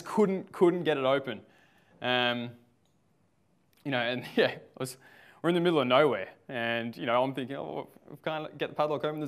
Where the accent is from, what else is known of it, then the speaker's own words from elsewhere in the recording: Victoria, Australia; moved away as an adult; now in Sunshine Coast, Australia; I'm from the Sunshine Coast. Actually, not always from the Sunshine Coast, from Victoria